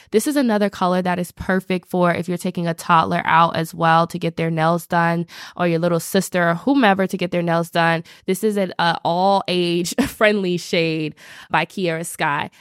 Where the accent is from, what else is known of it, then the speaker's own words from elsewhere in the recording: the South, United States; I'm from the South